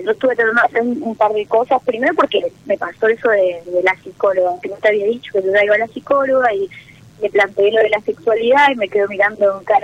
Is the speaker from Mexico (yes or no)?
no; Misiones, Argentina; De Misiones.